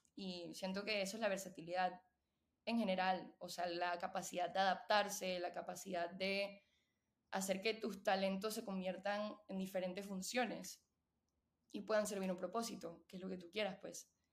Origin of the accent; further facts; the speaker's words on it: Panama; moved away as an adult; also born or lived in Venezuela / Austin, Texas; soy venezolana panameña. Eh, la mayoría de, mi vida he vivido en Panamá